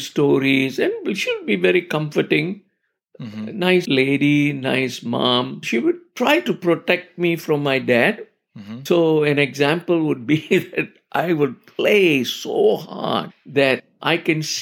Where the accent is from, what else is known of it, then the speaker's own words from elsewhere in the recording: Malaysia; growing up in Malaysia as a kid